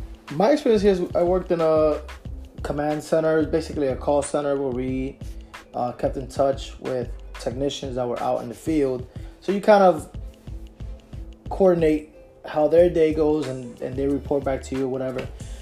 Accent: Union City, New Jersey, United States; moved away as an adult; also born or lived in Newark, New Jersey; now in Florida, United States; my experience growing up in Union City

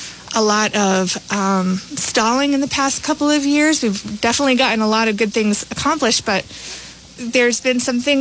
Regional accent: Woonsocket, Rhode Island, United States; moved away; I am originally from Woonsocket

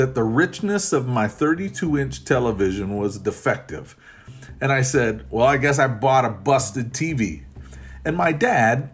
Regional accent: Florida, United States; I grew up in Florida

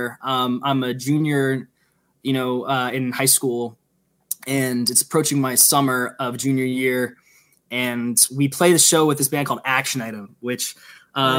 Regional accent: Silver Spring, Maryland, United States; also born or lived in Washington, D.C.; I'm from Maryland, a not so small town called Silver Spring, Maryland

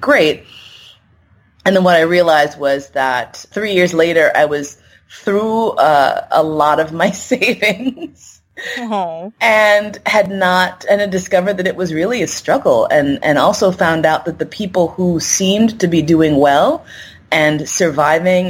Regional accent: New York City, New York, United States; moved away as an adult; also born or lived in San Francisco; I moved from San Francisco back home to New York

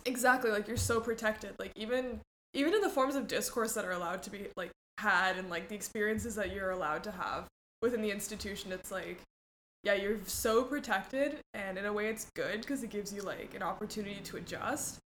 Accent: Mexico; moved away; also born or lived in Cambridge, Massachusetts, United States; I moved to Mexico when I was 4 mm-hmm. and then I lived there most of my life. So kind of from Mexico

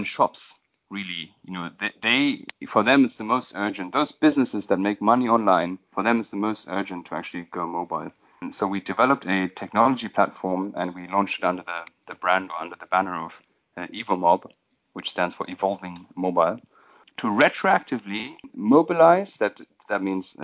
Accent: Berlin, Germany; moved away as an adult; also born or lived in London / India; I'm originally from Berlin

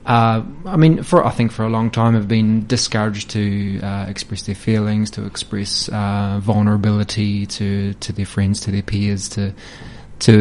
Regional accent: Hawke's Bay, New Zealand; I'm a Hawke's Bay local. I grew up in Hawke's Bay.

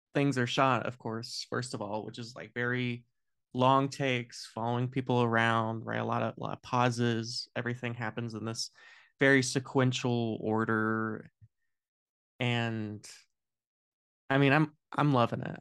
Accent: United States; as an American

